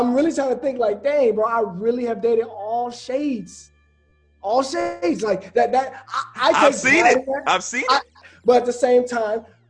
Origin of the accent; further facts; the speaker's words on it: Birmingham, Alabama, United States; I'm from Birmingham, Alabama